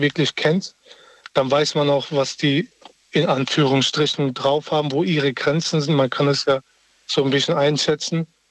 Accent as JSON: {"language": "German", "region": "Berlin", "country": "Germany", "tie": "born or raised there", "moved": "yes", "said": "ich komme ja ursprünglich aus Berlin"}